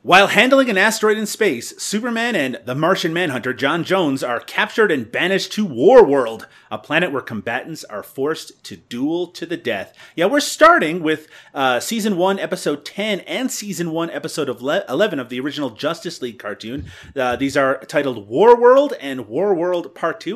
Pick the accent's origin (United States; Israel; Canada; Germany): Canada; I'm Canadian.